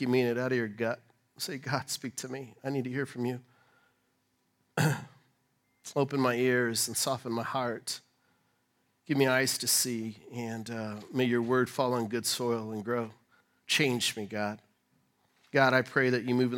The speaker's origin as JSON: {"language": "English", "region": "Colorado", "country": "United States", "said": "I'm from Colorado"}